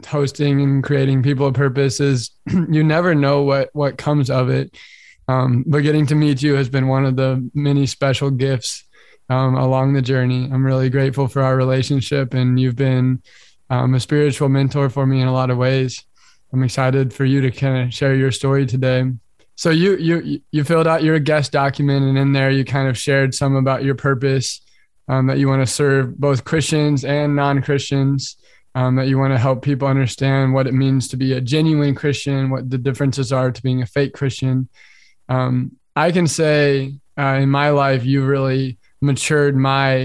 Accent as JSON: {"language": "English", "region": "Kansas", "country": "United States", "also_born_or_lived": "Thailand", "moved": "as an adult", "said": "I'm from Kansas."}